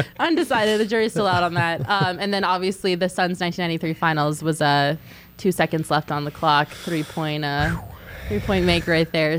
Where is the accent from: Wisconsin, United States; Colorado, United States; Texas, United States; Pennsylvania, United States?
Colorado, United States; I'm from Colorado.